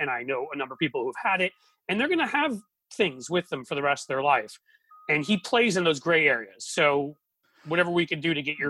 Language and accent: English; New York, United States; I grew up in New York and I went to high school there.